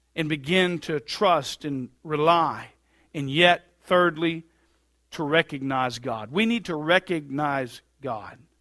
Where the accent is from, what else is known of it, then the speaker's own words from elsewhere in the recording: Bluffton, United States; we're from Bluffton